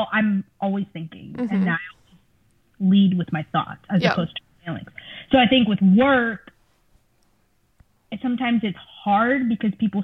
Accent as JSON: {"language": "English", "region": "South Florida", "country": "United States", "tie": "born or raised there", "first_language": "Spanish", "second_language": "English", "said": "I am from South Florida, which offered me a very unique perspective of the world in that I grew up around people who looked like me"}